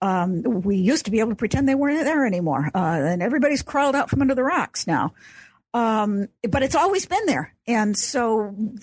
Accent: Chicago, Illinois, United States; I grew up in Chicago, so I'm an Illinois girl.

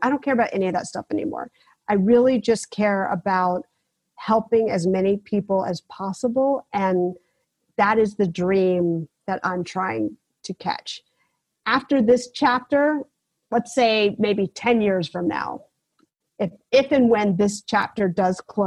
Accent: South Carolina, United States; I grew up in South Carolina

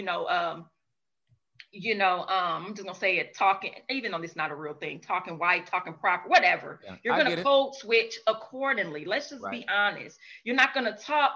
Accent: St. Louis, Missouri, United States; I'm from St. Louis

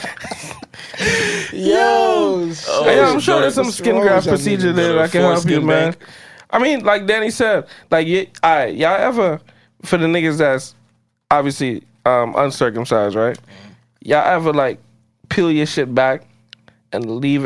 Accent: St. Lucia; I'm from St. Lucia. I was born in St. Lucia in 91.

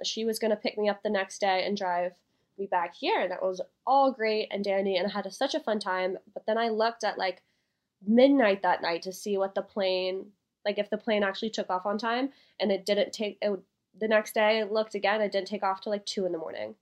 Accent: Tennessee, United States; moved away; I'm actually from Tennessee, so I got to go home and see my family

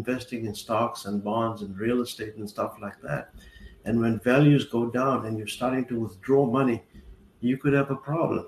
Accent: South Africa; moved away as an adult; now in Fort Lauderdale, United States; I grew up in South Africa during apartheid.

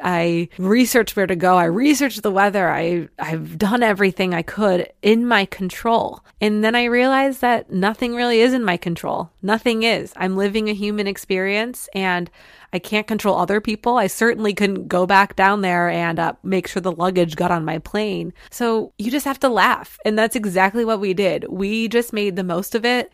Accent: Detroit, Michigan, United States; moved away; my hometown of Detroit

